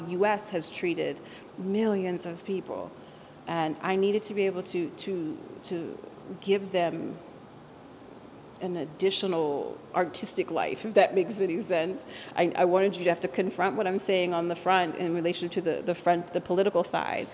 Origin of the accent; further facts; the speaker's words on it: Arlington, Virginia, United States; first language Spanish; English is a second language; also born or lived in Puerto Rico; I was raised in Arlington, Virginia, but by a certain age, I decided that I needed to be able to go back and have a relationship with my birthplace, you know, Puerto Rico.